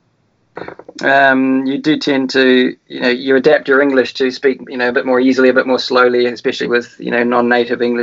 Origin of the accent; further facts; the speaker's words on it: Wellington, New Zealand; moved away as an adult; also born or lived in Dolomites, Italy; now in Italy; when I grew up in New Zealand